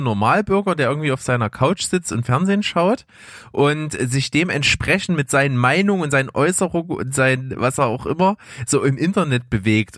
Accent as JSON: {"language": "German", "country": "Germany", "said": "bei uns in Deutschland"}